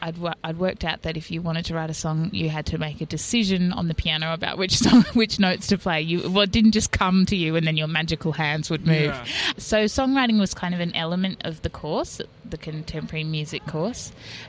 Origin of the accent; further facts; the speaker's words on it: New South Wales, Australia; In Sydney, in Barara.